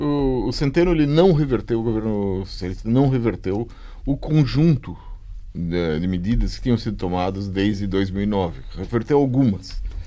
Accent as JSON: {"language": "Portuguese", "country": "Brazil", "said": "eu sou, sou do Brasil"}